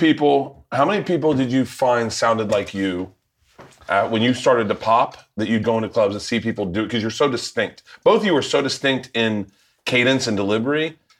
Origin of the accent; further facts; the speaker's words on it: Florida, United States; moved away; When I grew up in Florida